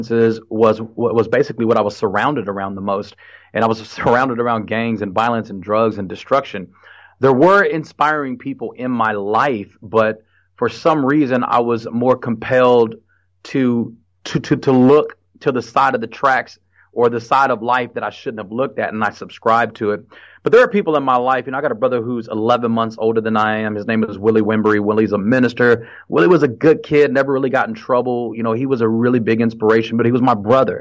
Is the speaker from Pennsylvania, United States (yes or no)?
no; Fort Worth, Texas, United States; also born or lived in San Jose, California; when I was growing up in Fort Worth